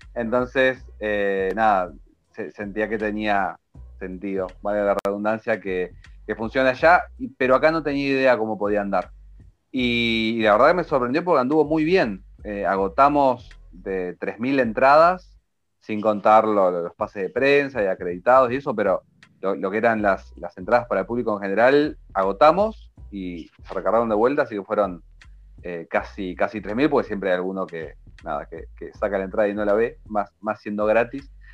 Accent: Argentina; somos argentinos

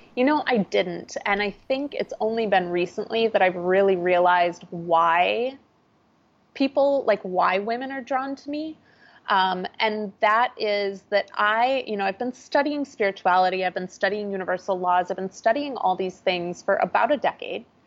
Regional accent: small town Minnesota, United States; I'm a Midwesterner. I grew up in small town Minnesota

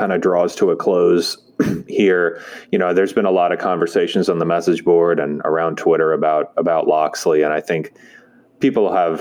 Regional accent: outside of Baltimore, Maryland, United States; I grew up outside of Baltimore

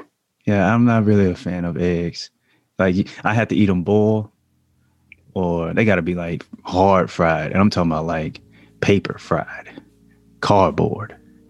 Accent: the South, United States; But, you know, I'm from the South.

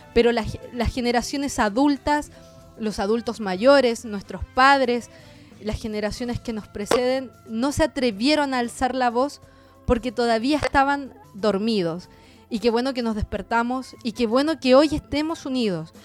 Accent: Chile; nuestra forma de vivir como chilenos

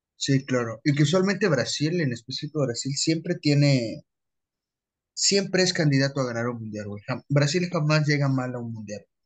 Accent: Mexico

